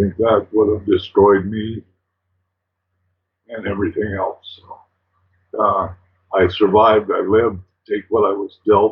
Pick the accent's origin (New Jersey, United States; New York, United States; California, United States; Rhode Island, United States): California, United States; Los Altos; I'm just a kid growing up in Los Altos